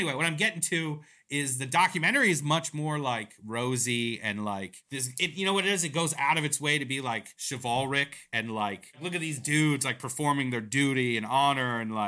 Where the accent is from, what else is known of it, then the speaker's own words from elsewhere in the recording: Iran; I am from Iran, okay.